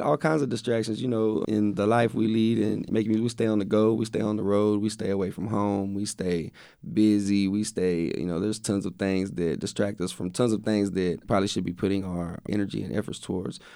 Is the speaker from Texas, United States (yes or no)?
yes; West, Texas, United States; I grew up in West. I went to school in West, which is only, like, fifteen miles from Waco